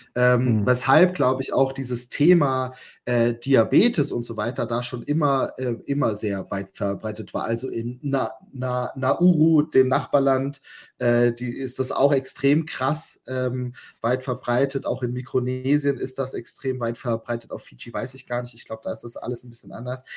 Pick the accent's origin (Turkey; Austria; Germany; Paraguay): Germany; bei uns in Deutschland